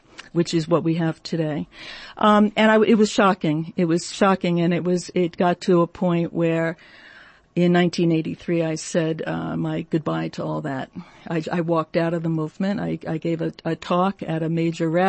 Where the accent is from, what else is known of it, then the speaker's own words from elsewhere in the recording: United States; I'm American